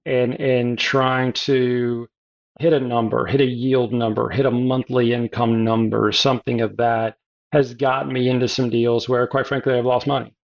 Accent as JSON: {"language": "English", "region": "South Carolina", "country": "United States", "said": "I'm a Southern boy. I was born in the South, South Carolina, currently live in Hilton Head Island, South Carolina."}